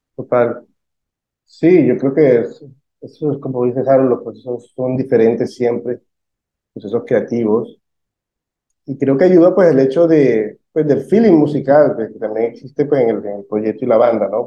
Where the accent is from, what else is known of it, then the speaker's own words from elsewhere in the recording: Barranquilla, Atlántico, Colombia; todos somos barranquilleros